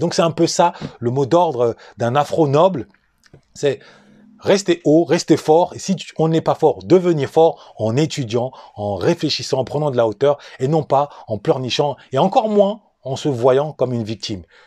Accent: France; Je suis né et j'ai grandi en France ou plus exactement dans la souffrance, dans la banlieue

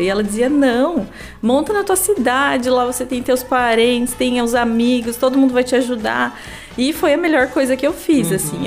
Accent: Paranaguá, Paraná, Brazil; also born or lived in Curitiba; eu nasci em Paranaguá, né? É, estudei aqui até o terceirão

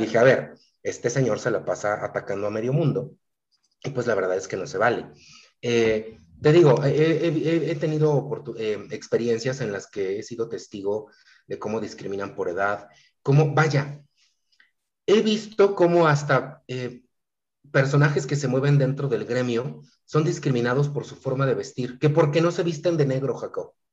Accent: Mexico; ni siquiera soy de la Ciudad de México, entonces, pa' colmo, provinciano

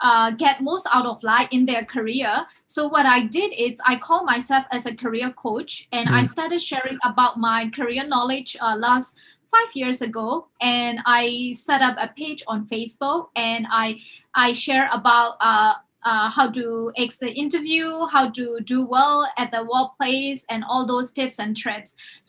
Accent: Myanmar; moved away as an adult; also born or lived in Hong Kong; I'm originally from Myanmar

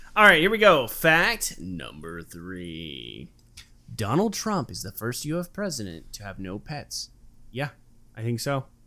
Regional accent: Anaheim, California, United States; now in Phoenix, United States; I'm from Anaheim

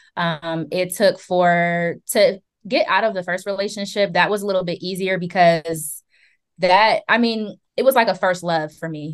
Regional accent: Columbus, Ohio, United States; I am from Columbus, born and raised

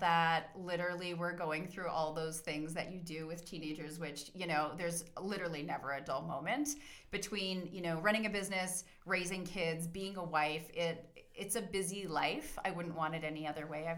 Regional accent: Calgary, Alberta, Canada; also born or lived in Bearspaw / Cochrane; So I'm a native Calgarian, born and raised in Calgary

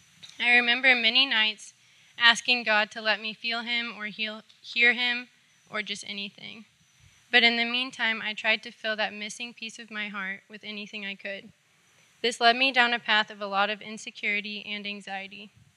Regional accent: Houston, Texas, United States; I grew up here in Houston with my mom, dad, and older sister. I grew up learning about God

